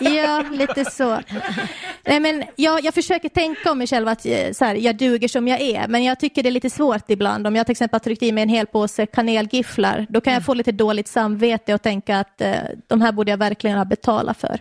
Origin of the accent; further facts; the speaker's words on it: Finland; now in Sweden; i Finland där jag kommer ifrån